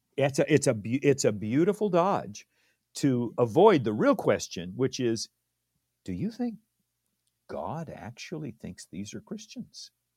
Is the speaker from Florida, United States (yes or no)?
no; Redlands, California, United States; also born or lived in Loma Linda, California / Downey, California; I was born in Loma Linda, California